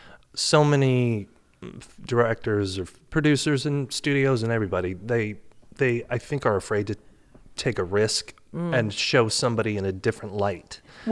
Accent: Boston, Massachusetts, United States; And I know because I'm from Boston.

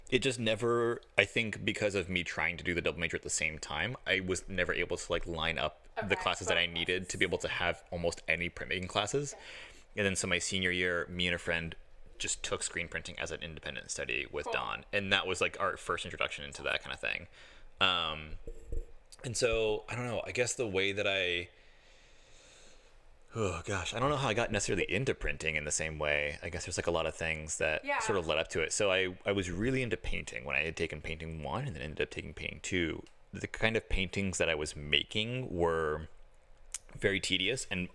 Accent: Bradenton, Florida, United States; I'm from Bradenton, Florida originally, which is near Sarasota and Tampa.

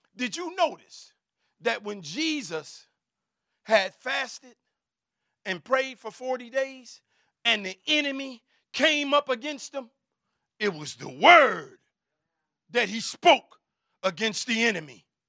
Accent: Chicago, Illinois, United States; I'm from the West Side. I'm from K-Town

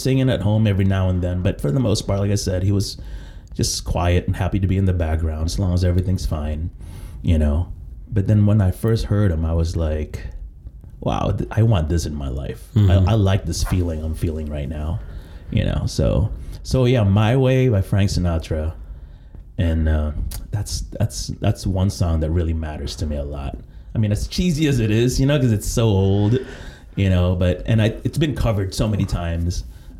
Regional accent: Philippines; I was born in the Philippines.

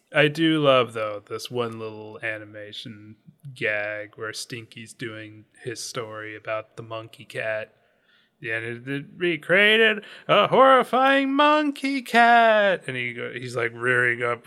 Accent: Pacific Northwest, United States; growing up in the Pacific Northwest

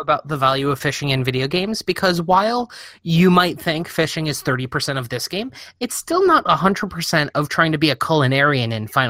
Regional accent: New York, United States; I grew up in New York

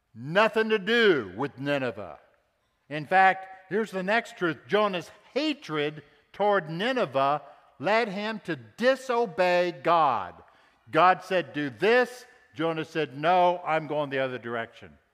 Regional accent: Texas, United States; Of course, I was raised in Texas, and I'm proud to be a Texan too

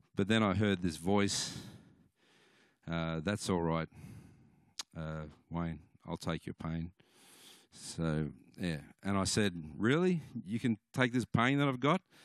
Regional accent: Cooma, New South Wales, Australia; I come from Cooma

